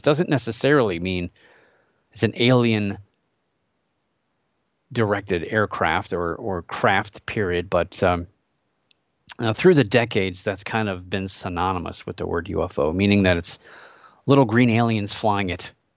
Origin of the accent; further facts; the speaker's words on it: Northeast Ohio, United States; I grew up in Northeast Ohio, still live here